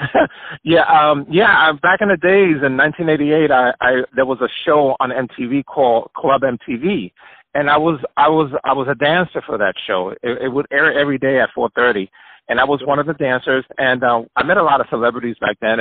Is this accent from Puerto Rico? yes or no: yes; Puerto Rico; also born or lived in New York; I was born in New York, and but I was raised in Puerto Rico